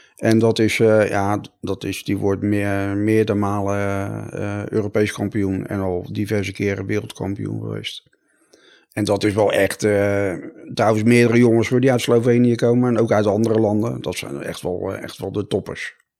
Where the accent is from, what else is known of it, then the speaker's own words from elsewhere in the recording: Rotterdam, South Holland, Netherlands; ik kom uit Rotterdam